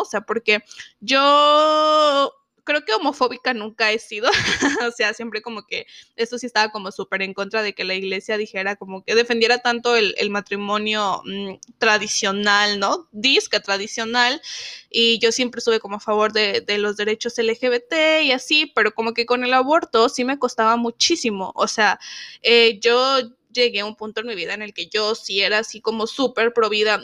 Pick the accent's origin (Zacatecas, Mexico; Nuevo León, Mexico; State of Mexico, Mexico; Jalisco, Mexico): Zacatecas, Mexico; yo soy de Zacatecas